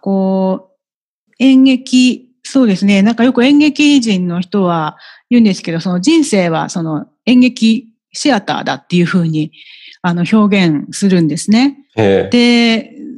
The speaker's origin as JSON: {"language": "Japanese", "region": "Tokyo", "country": "Japan", "tie": "born or raised there", "also_born_or_lived": "Shinagawa, Tokyo", "said": "世田谷区で育ちました"}